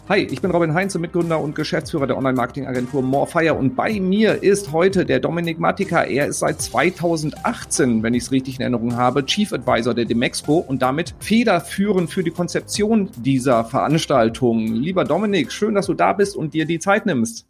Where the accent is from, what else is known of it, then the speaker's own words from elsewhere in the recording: Cologne, North Rhine-Westphalia, Germany; als Kölner